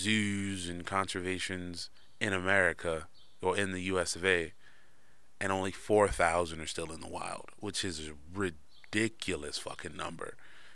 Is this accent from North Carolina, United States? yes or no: no; Bronx, New York, United States; I'm from the Bronx, nigga, Harlem. BX Borough, 24th North.